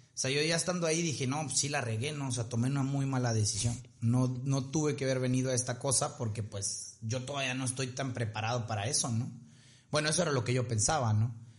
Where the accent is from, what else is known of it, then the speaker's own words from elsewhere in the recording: Ciudad Victoria, Tamaulipas, Mexico; nosotros somos de Victoria, pues Monterrey nos queda por si a tres horas